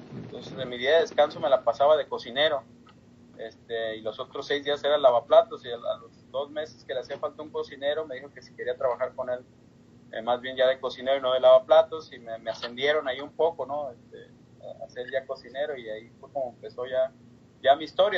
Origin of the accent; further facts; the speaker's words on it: Guadalajara, Jalisco, Mexico; also born or lived in Ensenada, Baja California, Mexico / Dayton, Ohio; now in Cincinnati, United States; Yo soy nacido en Guadalajara